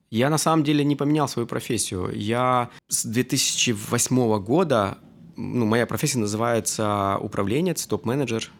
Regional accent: Luhansk, Luhansk Oblast, Ukraine; moved away as an adult; also born or lived in Armenia (ancestry); now in Kyiv, Ukraine; Я действительно армянин. Сознательную жизнь я все же в Украине Э, я здесь закончил э, среднюю школу, поступил

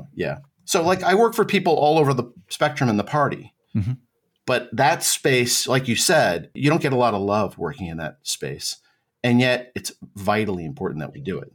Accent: central New Jersey, United States; also born or lived in The Hague, Netherlands; Grew up in New Jersey in the suburbs, central New Jersey

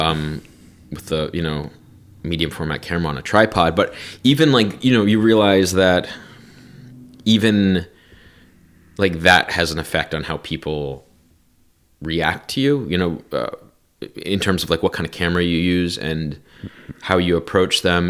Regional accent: New Jersey, United States; growing up in New Jersey

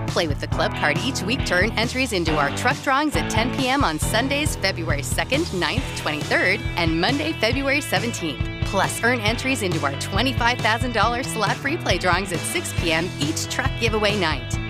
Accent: Santa Barbara, California, United States; I was born and raised in Santa Barbara

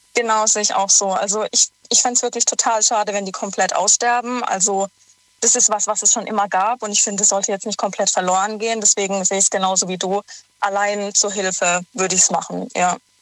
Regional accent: near Karlsruhe, Baden-Württemberg, Germany; in der Nähe von Karlsruhe

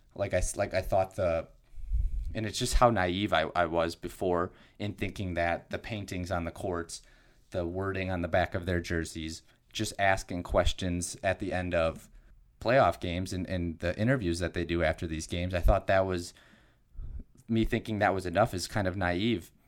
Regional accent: Wisconsin, United States; my home state of Wisconsin

